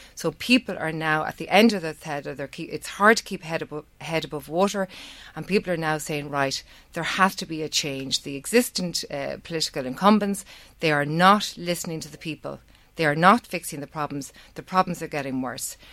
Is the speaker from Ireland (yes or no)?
yes; Navan, Leinster, Ireland; Navan's my, my hometown. I've lived here most of my life.